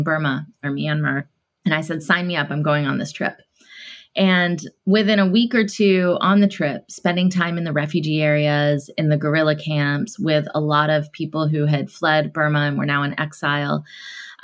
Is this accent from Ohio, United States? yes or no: no; Atlanta, Georgia, United States; Growing up in Atlanta, Georgia, in the South, in the 80s